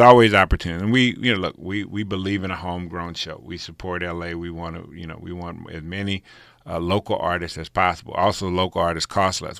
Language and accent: English; Pasadena, California, United States; also born or lived in Rancho Cucamonga; people I grew up with in Pasadena